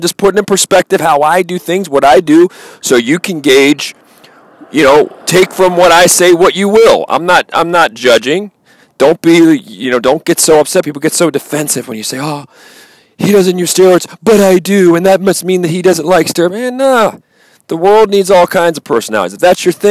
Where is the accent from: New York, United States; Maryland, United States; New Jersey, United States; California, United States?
Maryland, United States; Baltimore; growing up in Baltimore